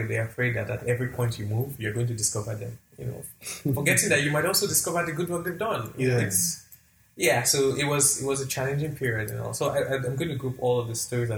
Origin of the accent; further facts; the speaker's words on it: southern Nigeria, Nigeria; I'm a Christian, I'm a Southerner, can't speak the language.